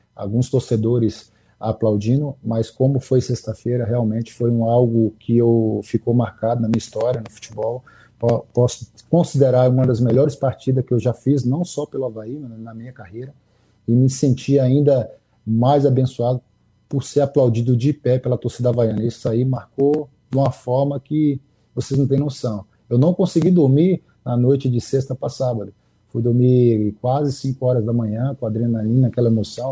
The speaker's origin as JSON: {"language": "Portuguese", "town": "Contagem", "region": "Minas Gerais", "country": "Brazil", "tie": "born or raised there", "also_born_or_lived": "Almenara, Minas Gerais", "said": "eu sou mineiro, sou de Almenara, nasci de Almenara, no Vale de Etionha, mas fui criado na capital, né? Fui criado em, na grande BH, em Contagem, região metropolitana"}